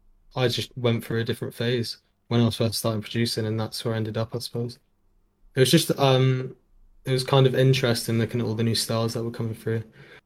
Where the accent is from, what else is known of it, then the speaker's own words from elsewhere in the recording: Jersey; By the way, I'm from Jersey.